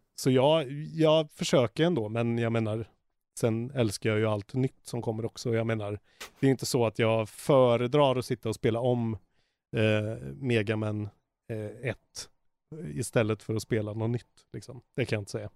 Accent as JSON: {"language": "Swedish", "town": "Karlstad", "region": "Värmland", "country": "Sweden", "also_born_or_lived": "Stockholm", "moved": "yes", "said": "från Karlstad, där jag är ifrån."}